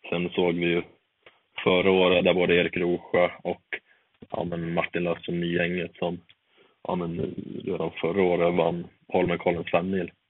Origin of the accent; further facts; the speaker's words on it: Eksjö, Jönköping County, Sweden; now in Östersund, Sweden; vi har haft läger nere hemma i Eksjö får jag väl lov att säga